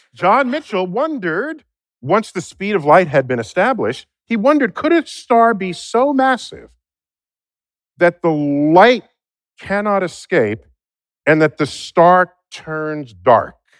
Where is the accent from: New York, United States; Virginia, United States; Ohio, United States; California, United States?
New York, United States; New York City; We are both from the Bronx